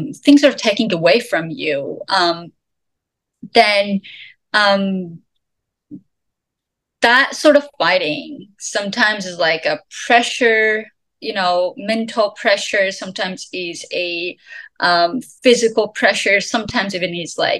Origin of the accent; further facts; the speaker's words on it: Iran; moved away as an adult; also born or lived in Turkey; now in Canada; I'm from Iran